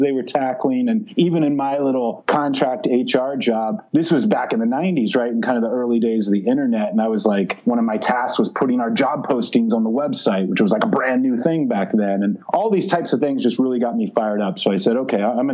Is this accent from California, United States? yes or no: yes; Silicon Valley, Santa Clara Valley, California, United States; I grew up in Silicon Valley, like literally the Silicon Valley, the Santa Clara Valley in the south part of the San Francisco Bay Area